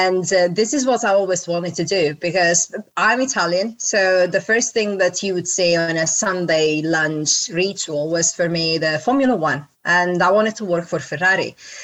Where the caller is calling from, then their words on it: London, United Kingdom; From London.